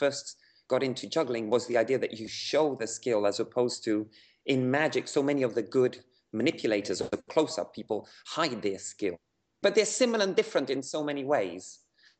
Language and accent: English; Havana, Cuba; Yeah, I wasn't born, but I grew up in Havana. Yeah, my parents were communists in the late 60s, and in their quest to find an alternative life, they moved to Havana. So I grew up there